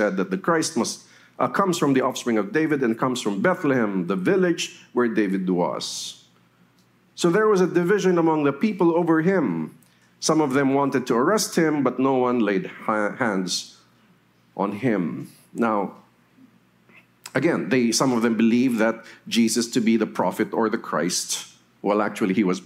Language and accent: English; Metro Manila, Philippines; also born or lived in Naga City, Camarines Sur / Los Baños, Laguna; I had my elementary in Metro Manila and my high school before going to Los Baños for my college.